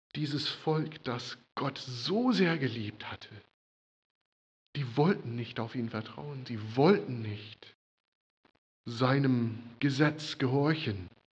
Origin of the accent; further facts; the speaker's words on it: United States; now in Germany; Für mich als Amerikaner